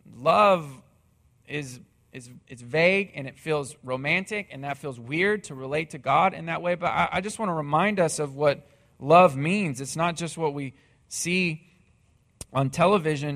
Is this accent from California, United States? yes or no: no; Missouri, United States; moved away as an adult; now in Texas, United States; my hometown in Missouri